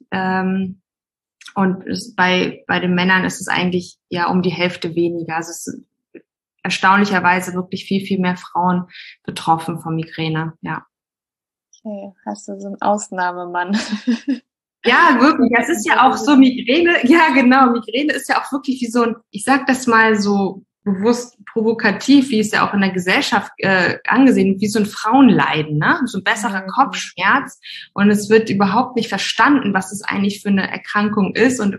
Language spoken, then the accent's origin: German; Hamburg, Germany; Also genau … ich komme ursprünglich aus Hamburg.